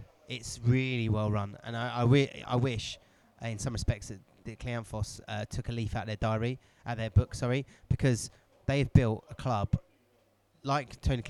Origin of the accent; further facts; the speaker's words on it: Bournemouth, South West England, United Kingdom; I grew up in Bournemouth